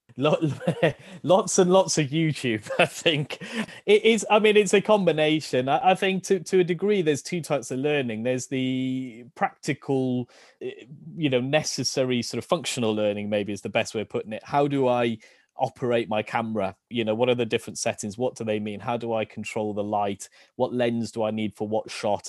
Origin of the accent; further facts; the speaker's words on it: Rhondda Valleys, Wales, United Kingdom; moved away as an adult; also born or lived in Cardiff / Bristol / South Korea; now in Draycott, United Kingdom; I was born in Cardiff, actually, but when I was quite young, we moved to the Rhondda Valleys and grew up in a small village town in, in the Rhondda.